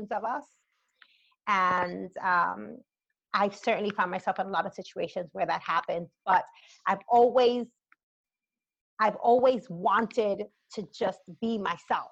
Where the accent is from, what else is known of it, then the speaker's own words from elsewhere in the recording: New York City, New York, United States; growing up in the Bronx, I mean, I'm an 80s child, and the 80s era in the South Bronx, you know, when I was growing up